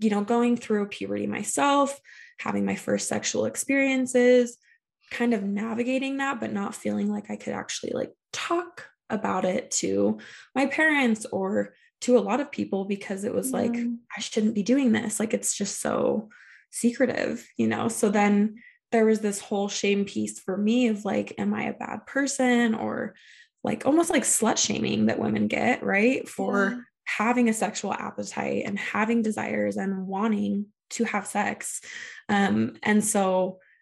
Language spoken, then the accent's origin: English; Salt Lake area, Utah, United States; I grew up in Salt Lake area